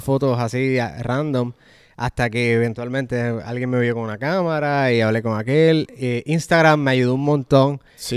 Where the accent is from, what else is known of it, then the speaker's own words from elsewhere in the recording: Puerto Rico; moved away as an adult; also born or lived in Orlando; now in Atlanta, United States; en el 2015, que fue que decidí mudarme de Puerto Rico